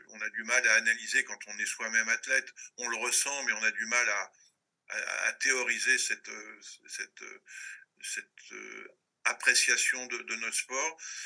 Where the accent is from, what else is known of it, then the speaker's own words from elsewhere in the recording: Maisons-Alfort, Île-de-France, France; also born or lived in Paris; un Parisien, enfin de, de la proche banlieue parisienne, que j'ai vécu, euh, je suis né à Paris, mais j'ai vécu très longtemps à Maison-Alfort